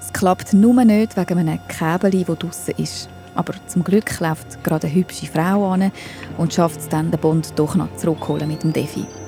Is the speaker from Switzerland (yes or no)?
yes; Switzerland; bei uns in der Schweiz macht es eben jeder Kanton ein bisschen anders